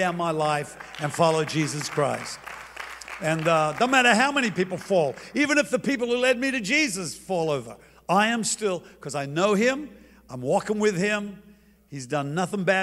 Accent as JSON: {"language": "English", "country": "Australia", "moved": "yes", "said": "I'm from Australia."}